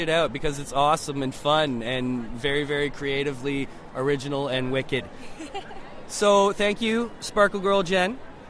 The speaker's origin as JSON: {"language": "English", "area": "St. Catharines, Mississauga", "region": "Ontario", "country": "Canada", "tie": "born or raised there", "said": "I had one when I was nine. We moved from St. Catharines to Mississauga"}